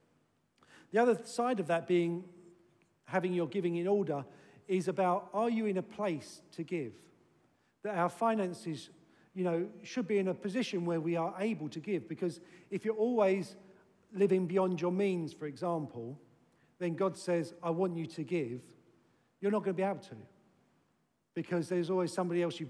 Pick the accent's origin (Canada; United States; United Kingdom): United Kingdom; we're British